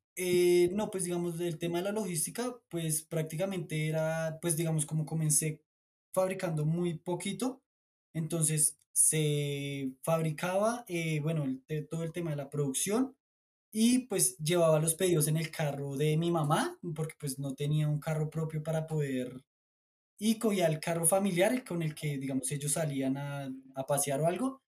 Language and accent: Spanish; Colombia; also born or lived in Bolivia; les decimos acá en Colombia